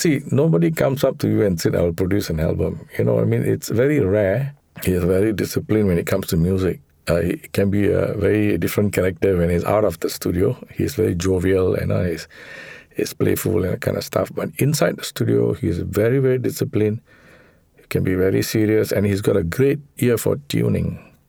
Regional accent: Singapore; we took some of the songs that were signature that reflected who we were as Singaporean musicians.

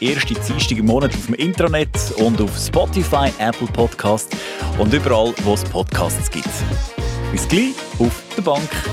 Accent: Schwyz, Switzerland; als Schweizer an die verschiedensten schönen Orte hier bei uns im Kanton zu kommen.

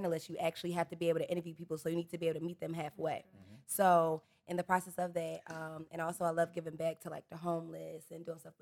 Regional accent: Baltimore, Maryland, United States; I'm from Baltimore, but I've literally lived on the east. I've lived over west. I've always went to county schools

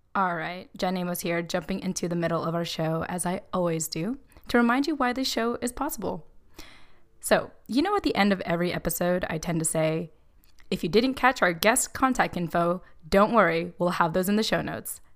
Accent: Southern California, United States; When I was living in, or when I was raised in SoCal, Southern California

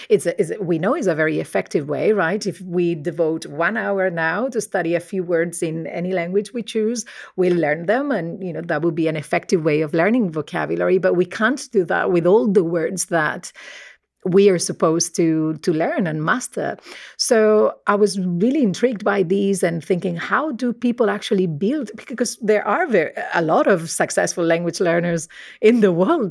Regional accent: Murcia, Region of Murcia, Spain; accent: Spanish; first language Spanish; English is a second language; moved away as an adult; also born or lived in Nottingham / Birmingham; I'm originally from, uh, Spain, as you might be able to tell, uh, by my accent. I grew up in a very monolingual environment. So, um, my family spoke Spanish

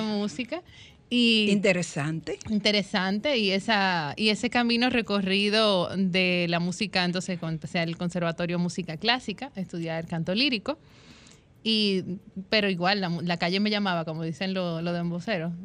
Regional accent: Santiago de los Caballeros, Santiago, Dominican Republic; yo soy santiaguera

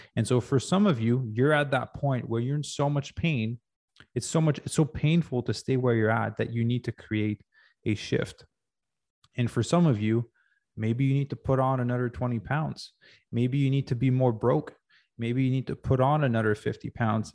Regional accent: Quebec, Canada; now in Los Angeles, United States; growing up in Quebec

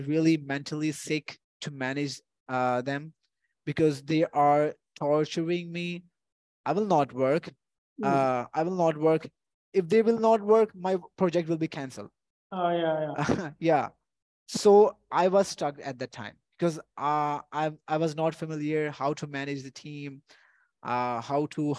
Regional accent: Punjab, Pakistan; I'm from the Punjab

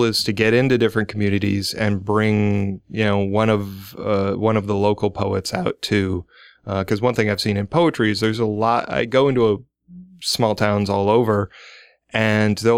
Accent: Omaha, Nebraska, United States; moved away; I'm originally from Omaha. I moved back in the 90s

